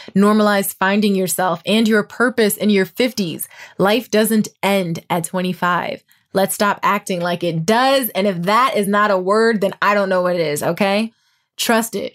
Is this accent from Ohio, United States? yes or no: yes; Toledo, Ohio, United States; moved away as an adult; also born or lived in Indiana / Dayton, Ohio / Dallas, Texas; now in Los Angeles, United States; I'm from Toledo